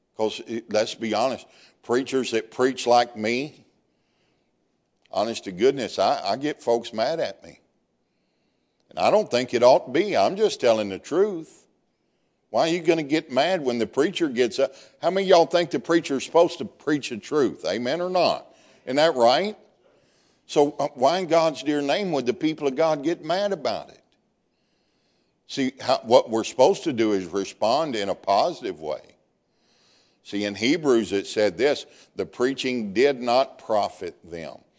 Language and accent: English; Deep South, United States; I'm from the deep South